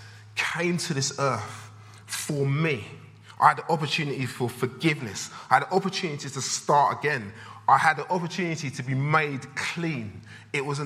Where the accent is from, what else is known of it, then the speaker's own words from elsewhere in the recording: London, United Kingdom; I was brought up in Southeast London, in a place called Blackheath, which is between Greenwich and Lewisham Borough